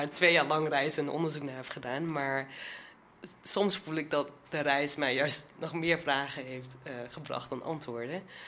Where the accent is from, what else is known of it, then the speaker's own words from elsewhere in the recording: Achterhoek, Gelderland, Netherlands; ik kom dus uit de Achterhoek